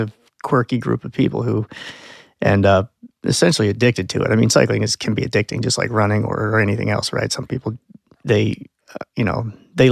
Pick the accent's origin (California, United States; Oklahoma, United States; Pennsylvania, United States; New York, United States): Pennsylvania, United States; Lancaster; I grew up in Lancaster, Pennsylvania, as a Mennonite, fairly conservative family